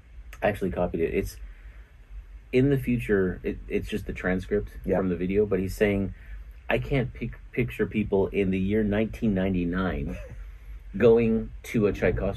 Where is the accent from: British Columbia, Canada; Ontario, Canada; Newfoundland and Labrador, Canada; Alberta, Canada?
Ontario, Canada; Toronto; being from where I'm from. Canada. Toronto. Toronto, right?